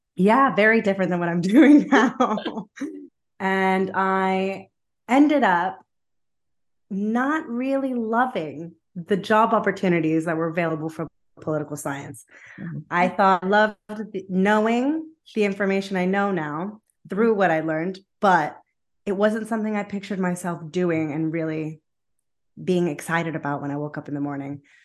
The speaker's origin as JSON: {"language": "English", "country": "United States", "tie": "born or raised there", "also_born_or_lived": "New Jersey / Rome, Italy", "moved": "as an adult", "lives_now": "United Kingdom", "said": "I was born in America, and I always felt like I had an opportunity to make the most of my multicultural heritage. So, with my French passport, I eventually finished school in America"}